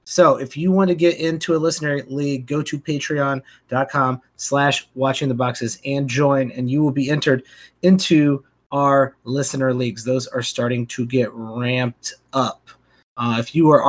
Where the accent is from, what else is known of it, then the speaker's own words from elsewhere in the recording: Chicago, Illinois, United States; I was from Chicago